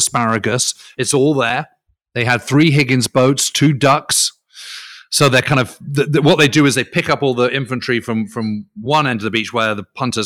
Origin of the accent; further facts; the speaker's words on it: United Kingdom; as a Brit